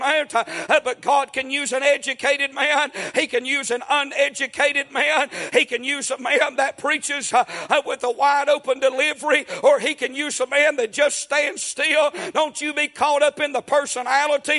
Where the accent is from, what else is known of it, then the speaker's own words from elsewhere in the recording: United States; I'm from Murray County